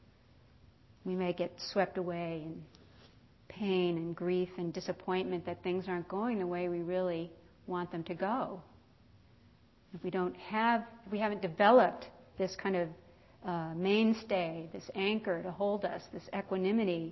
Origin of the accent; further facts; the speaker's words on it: East Coast, United States; now in California, United States; I grew up on the East Coast